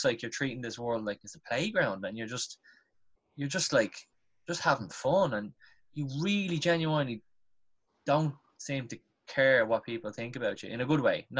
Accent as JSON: {"language": "English", "town": "Dublin", "region": "Leinster", "country": "Ireland", "tie": "born or raised there", "said": "I'm from South Dublin, like Crumlin and Drimna"}